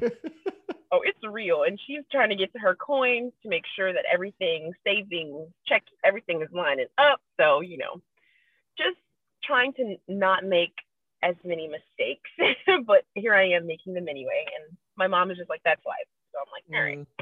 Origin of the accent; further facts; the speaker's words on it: Eatonville, Florida, United States; I was born and raised in Eatonville, Florida